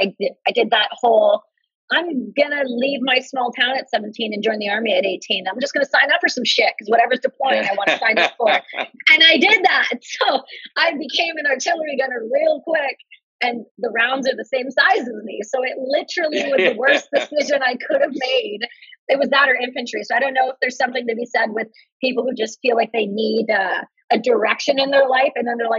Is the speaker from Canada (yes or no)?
yes; Canada; But I'm Canadian.